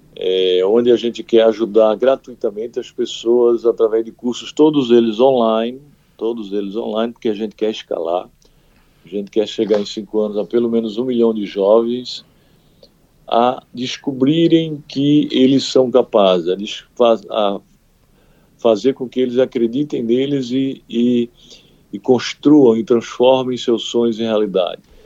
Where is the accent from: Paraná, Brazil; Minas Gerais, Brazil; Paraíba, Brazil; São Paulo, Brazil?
Paraíba, Brazil; Santana dos Garrotes; moved away; lá na minha cidade, na cidade onde eu nasci, na Paraíba, Santana dos Garrotes